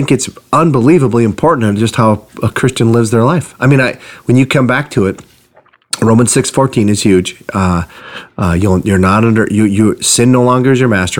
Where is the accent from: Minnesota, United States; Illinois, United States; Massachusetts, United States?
Minnesota, United States; Iron Range; I'm from the Iron Range, and we tend to overstate stuff